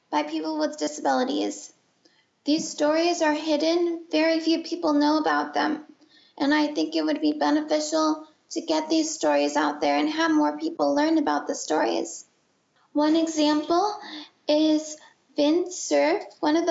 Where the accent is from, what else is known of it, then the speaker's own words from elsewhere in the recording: San Francisco Bay Area, California, United States; also born or lived in Boston; I grew up in the San Francisco Bay Area